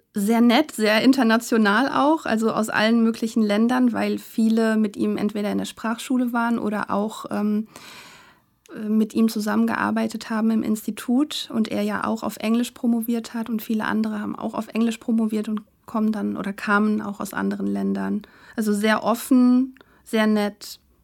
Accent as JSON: {"language": "German", "region": "a village in Hesse", "country": "Germany", "tie": "born or raised there", "also_born_or_lived": "Frankfurt", "said": "Also ich bin in einem Dorf aufgewachsen in Hessen"}